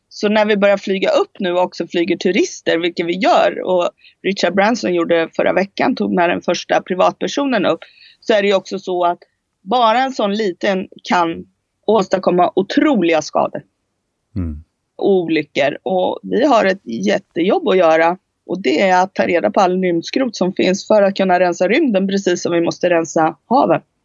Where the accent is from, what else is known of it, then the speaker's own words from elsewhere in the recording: Sweden; moved away as an adult; also born or lived in Spain; jag flyttade från Sverige när jag var 19 år